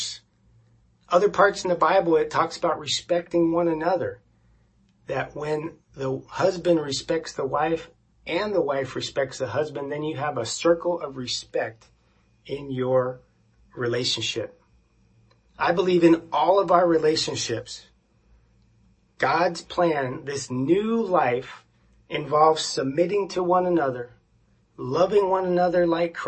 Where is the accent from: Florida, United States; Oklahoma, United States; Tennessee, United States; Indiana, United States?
Florida, United States; we grew up in Florida in a very conservative family